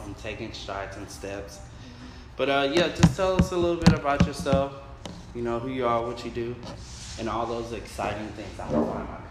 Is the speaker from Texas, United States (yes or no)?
yes; Texas, United States; I'm from Texas